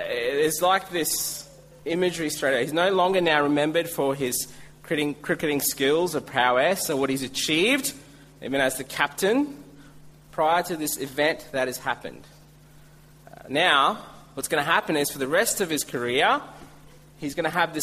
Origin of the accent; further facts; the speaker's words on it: India; now in Australia; I'm Indian